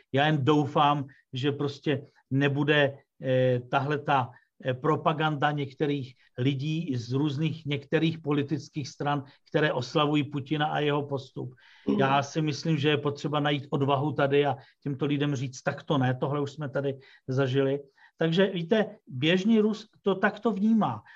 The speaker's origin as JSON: {"language": "Czech", "country": "Czechia", "also_born_or_lived": "Russia", "said": "jako Čech, který tu žije"}